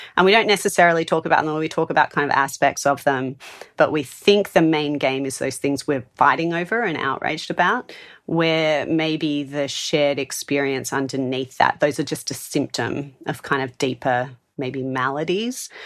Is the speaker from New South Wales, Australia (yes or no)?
yes; Sydney, New South Wales, Australia; moved away as an adult; now in Adelaide, Australia; Sydney, where I moved from, which I also love and is my hometown